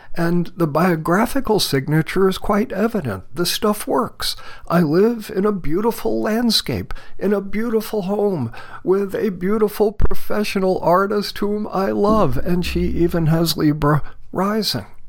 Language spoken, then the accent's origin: English; Mount Vernon, New York, United States; moved away as an adult; now in Borrego Springs, United States; I was born on January 6th of 1949 at 3:21 in the morning Eastern Standard Time in Mount Vernon, New York, down near New York City in Westchester County.